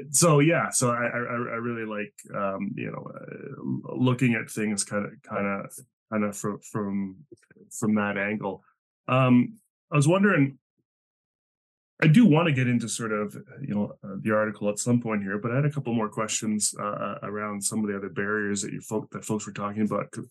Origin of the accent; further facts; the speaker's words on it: Spain; first language Spanish; English is a second language; just because I'm from Spain and speak Spanish doesn't mean I'm going to do well